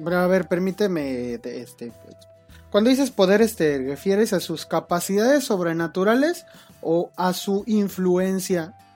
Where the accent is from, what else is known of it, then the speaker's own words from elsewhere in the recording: Mexico; Como los mexicanos